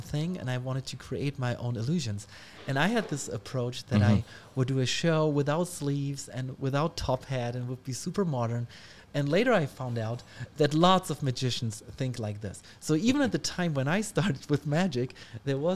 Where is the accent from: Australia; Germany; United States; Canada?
Germany; Ulm, Baden-Württemberg; English is a second language; in the library in Ulm, in my hometown